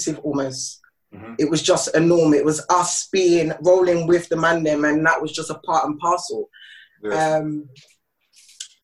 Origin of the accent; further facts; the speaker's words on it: London, United Kingdom; I'm originally from South of the Waters. I'm a South London girl